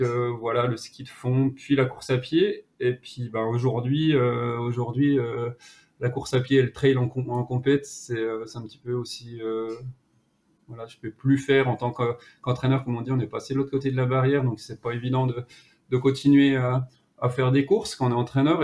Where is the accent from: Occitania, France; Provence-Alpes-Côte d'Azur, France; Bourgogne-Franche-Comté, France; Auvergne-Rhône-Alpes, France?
Bourgogne-Franche-Comté, France; Jura mountains; accent: Jura; je suis originaire des, montagnes du Jura